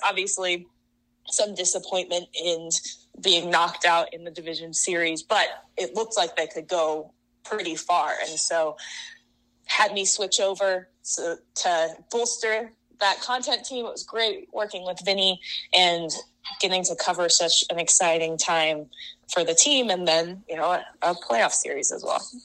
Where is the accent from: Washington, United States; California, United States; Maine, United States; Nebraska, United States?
Washington, United States; Seattle; moved away as an adult; also born or lived in San Francisco; now in Chicago, United States; I'm originally from Seattle